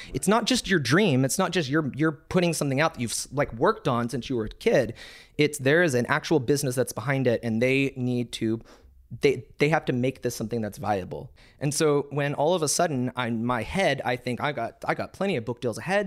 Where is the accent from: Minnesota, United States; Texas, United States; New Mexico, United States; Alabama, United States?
Texas, United States